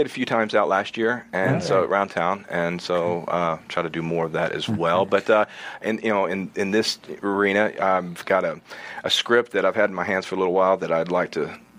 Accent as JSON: {"language": "English", "region": "Arkansas", "country": "United States", "tie": "born or raised there", "moved": "yes", "said": "I'm originally from Arkansas and grew up around bluegrass and all that country."}